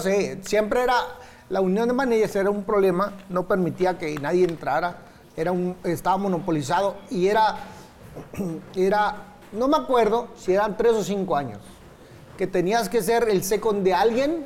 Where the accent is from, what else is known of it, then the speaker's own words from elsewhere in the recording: Tijuana, Baja California, Mexico; also born or lived in Mexico City; soy de Tijuana